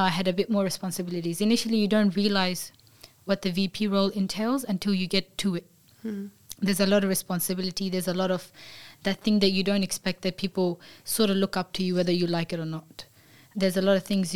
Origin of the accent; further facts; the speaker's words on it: Australia; growing up in Australia, I grew up with people that were from all these different countries